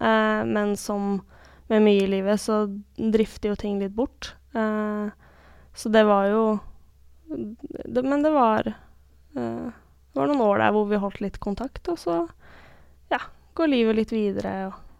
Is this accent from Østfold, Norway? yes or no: yes; Askim, Østfold, Norway; also born or lived in Hølen; Men når folk i dag spør meg hvor jeg kommer fra, så svarer jeg ofte at jeg kommer fra Askim, for det er det stedet jeg har kanskje størst tilknytning til.